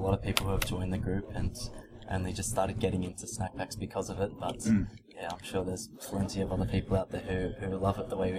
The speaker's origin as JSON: {"language": "English", "town": "Sydney", "region": "New South Wales", "country": "Australia", "tie": "born or raised there", "said": "I'm 25 years old. Born and raised in Sydney."}